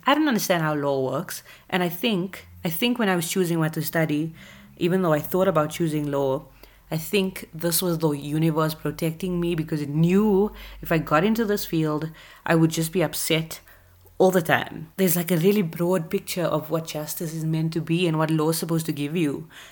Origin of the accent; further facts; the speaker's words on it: South Africa; we are both from South Africa